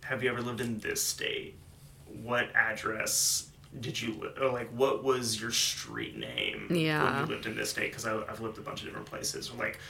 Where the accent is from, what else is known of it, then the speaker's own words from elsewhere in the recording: North Carolina, United States; I am from North Carolina, and that's where I'm going.